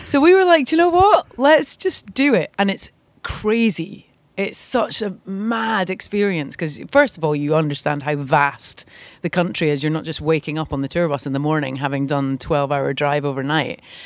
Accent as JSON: {"language": "English", "town": "St Andrews", "region": "Scotland", "country": "United Kingdom", "tie": "born or raised there", "moved": "yes", "lives_now": "Los Angeles, United States", "said": "my hometown is St Andrews"}